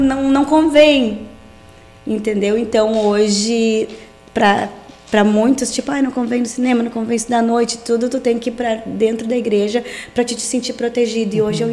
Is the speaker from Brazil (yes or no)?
yes; Portão, Rio Grande do Sul, Brazil; born or raised there; also born or lived in Campo Bom